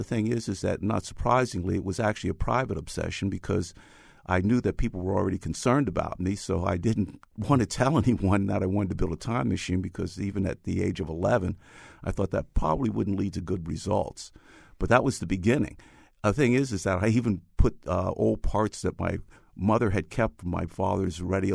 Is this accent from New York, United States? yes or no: yes; New York City, New York, United States; I grew up in the Bronx, and this was from 1945 through 1955